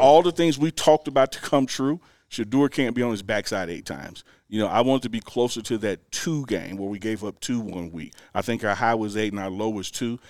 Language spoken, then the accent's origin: English; Mississippi, United States; moved away as an adult; now in Boulder, United States; I'm from Mississippi